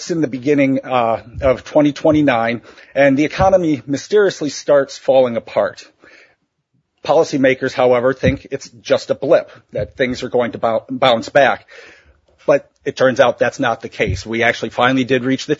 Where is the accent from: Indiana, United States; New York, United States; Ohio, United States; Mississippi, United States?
Ohio, United States; my home state of Ohio, in central Ohio